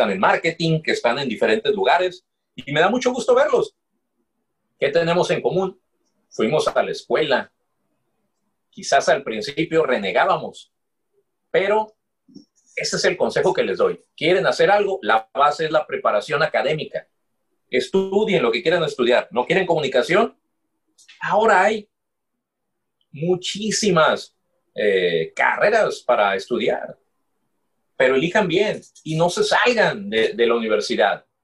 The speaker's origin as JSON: {"language": "Spanish", "country": "Mexico", "said": "yo no tengo papeles para trabajar en Estados Unidos, soy mexicano."}